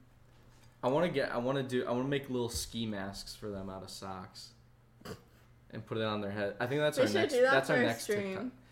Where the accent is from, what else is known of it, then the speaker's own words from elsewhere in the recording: East Coast, United States; I grew up on the East Coast.